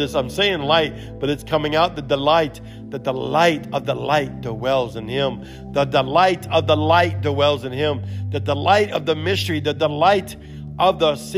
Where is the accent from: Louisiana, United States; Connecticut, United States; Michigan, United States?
Louisiana, United States; accent: broken Cajun Creole English; first language English; I'm from America